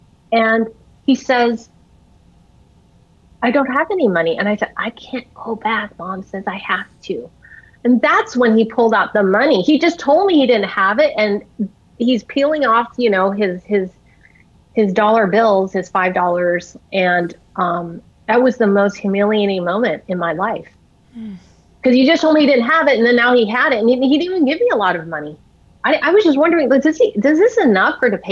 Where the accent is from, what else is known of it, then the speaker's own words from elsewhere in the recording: United States; I'm Chinese American, so we did a lot of Chinese medicine